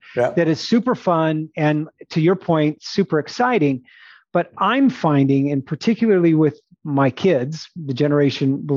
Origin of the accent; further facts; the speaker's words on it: Phoenix, Arizona, United States; I'm a city boy. I grew up in Phoenix